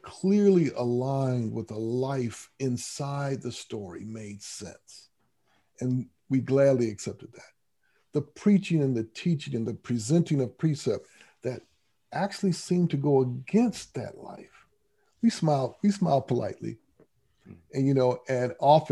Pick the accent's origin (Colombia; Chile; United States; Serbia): United States; Grand Rapids, Michigan; I was raised in Grand Rapids, Michigan